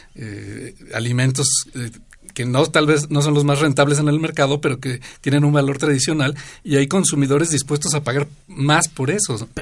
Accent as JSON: {"language": "Spanish", "country": "Mexico"}